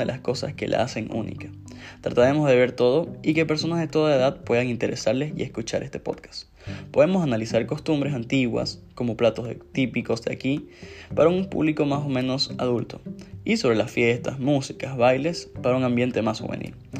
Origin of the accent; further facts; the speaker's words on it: Santa Cruz de la Sierra, Santa Cruz, Bolivia; nuestra ciudad